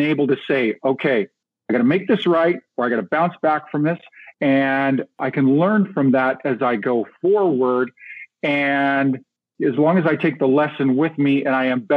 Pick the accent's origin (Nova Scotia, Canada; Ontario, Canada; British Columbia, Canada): British Columbia, Canada; Kamloops; moved away; back in my hometown, Kamloops, British Columbia, back in Western Canada